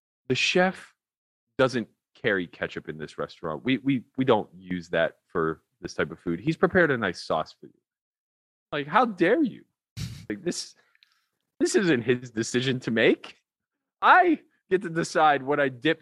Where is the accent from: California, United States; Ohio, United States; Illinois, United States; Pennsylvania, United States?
Pennsylvania, United States; Pittsburgh; I'm from Pittsburgh, like the land of ketchup.